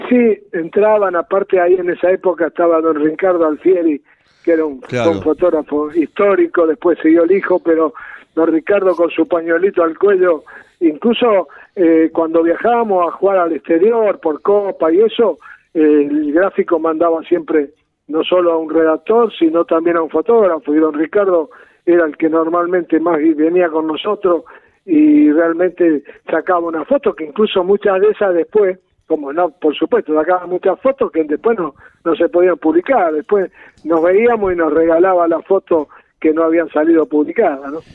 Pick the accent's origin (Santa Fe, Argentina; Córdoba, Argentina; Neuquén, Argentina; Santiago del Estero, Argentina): Santa Fe, Argentina; Las Parejas; also born or lived in Villa Urquiza, Buenos Aires; now in Buenos Aires, Argentina; de pibe, en las parejas, en mi pueblo, de chico